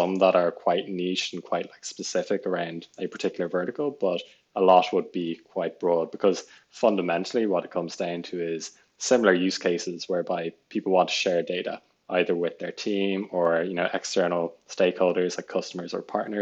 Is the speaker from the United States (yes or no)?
no; Dublin, Leinster, Ireland; moved away as an adult; also born or lived in United Kingdom; I'm from Dublin.